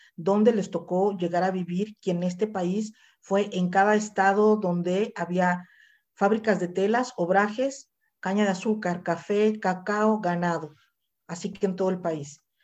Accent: Mexico; yo soy mexicana, tengo 54 años

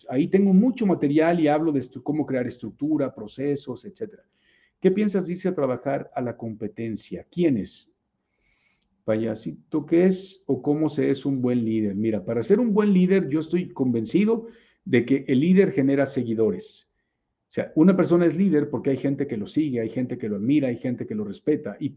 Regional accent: Chile; de Chile y entrará una persona nueva a trabajar

